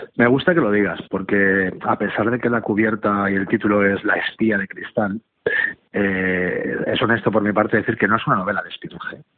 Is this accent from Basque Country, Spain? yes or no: no; Catalonia, Spain; yo mismo soy catalán